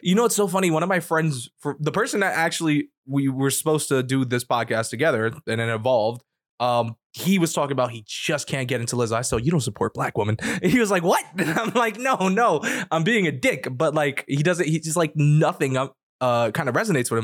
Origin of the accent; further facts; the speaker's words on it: New York, United States; I grew up in New York